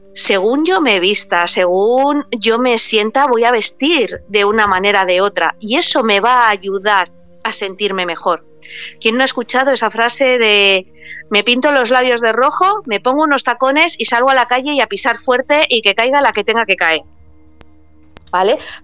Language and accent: Spanish; Paris, Île-de-France, France; yo nací en París